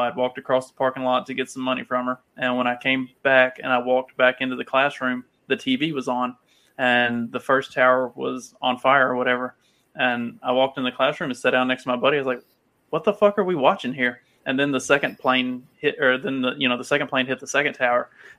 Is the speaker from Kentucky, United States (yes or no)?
yes; Kentucky, United States; moved away; I'm from Kentucky originally, if you can't tell by my accent.